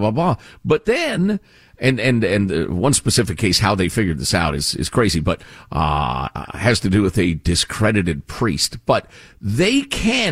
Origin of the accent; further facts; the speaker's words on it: United States; I'm an American